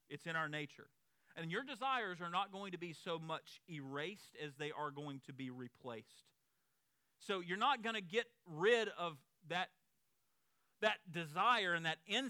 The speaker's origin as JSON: {"language": "English", "region": "the South", "country": "United States", "said": "those of us who are from the South"}